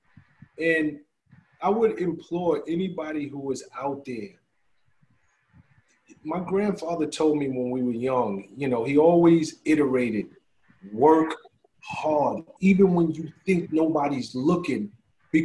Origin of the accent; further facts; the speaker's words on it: New York City, New York, United States; I'm from the South Bronx, so I lacked a lot of things